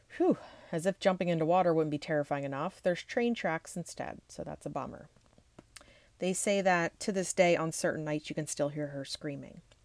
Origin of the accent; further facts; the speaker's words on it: Pennsylvania, United States; I am from Pennsylvania